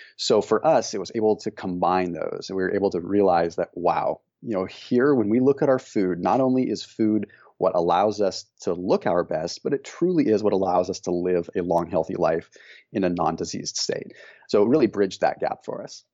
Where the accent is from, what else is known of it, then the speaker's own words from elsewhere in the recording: Northern California, United States; we grew up in Northern California